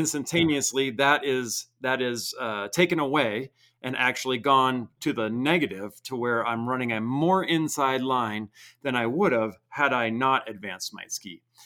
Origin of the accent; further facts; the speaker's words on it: Vermont, United States; I grew up in Vermont, didn't have coaches